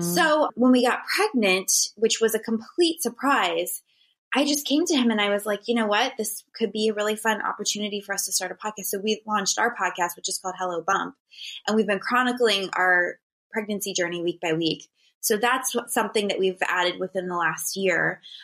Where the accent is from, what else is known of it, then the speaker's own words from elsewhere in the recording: Northeast Ohio, United States; moved away as an adult; now in California, United States; I'm from Ohio